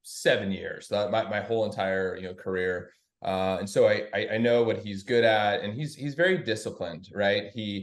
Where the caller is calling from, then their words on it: Oregon, United States; I am in my home, Westland. Just outside of Portland.